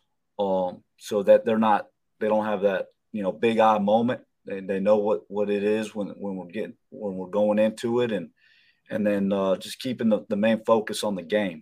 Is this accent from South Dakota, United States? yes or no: no; Florida, United States; moved away; being a Florida guy